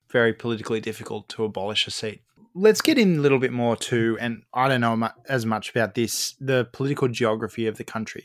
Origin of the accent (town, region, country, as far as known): Australia